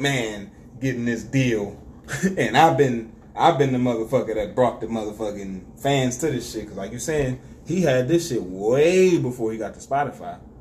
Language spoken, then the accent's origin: English; Detroit, Michigan, United States; I'm from Detroit